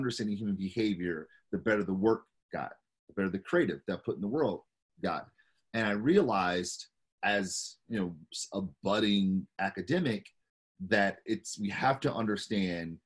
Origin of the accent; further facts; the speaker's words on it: Detroit, Michigan, United States; born and raised in Detroit